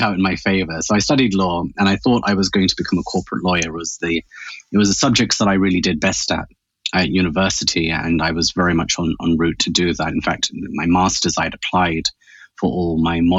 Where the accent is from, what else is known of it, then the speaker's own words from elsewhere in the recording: United Kingdom; I'm a British-born by Pakistani origin. Both my parents are from Pakistan.